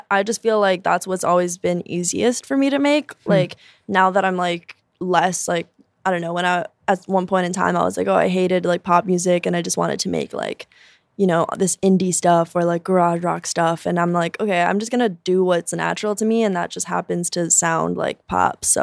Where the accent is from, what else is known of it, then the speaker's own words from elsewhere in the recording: Durango, Mexico; I'm from Durango and like the the symbol there is like a scorpion and I got it tattooed and they were like, "Oh my god, is that for like Durango?"